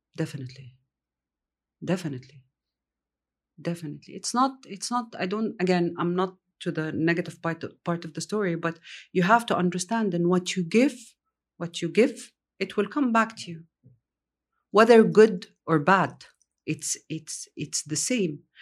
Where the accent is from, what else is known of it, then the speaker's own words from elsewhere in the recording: Egypt; also born or lived in Riyadh, Saudi Arabia; now in Saudi Arabia; I grew up in Egypt